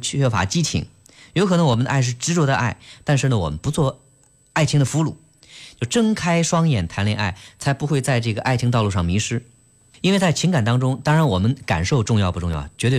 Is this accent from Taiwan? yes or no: no; China; 对于我们中国人来说，很多人是。不太善于去直接表达